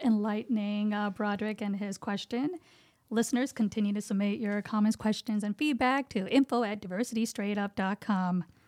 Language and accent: English; India; English is a second language; moved away; Indian, woman, height, not having English is my first language